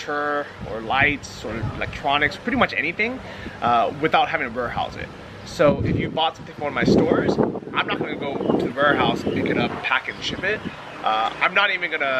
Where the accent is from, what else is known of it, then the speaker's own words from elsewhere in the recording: San Francisco, California, United States; moved away as an adult; also born or lived in Los Angeles; now in Thailand; Born and raised San Francisco, went to school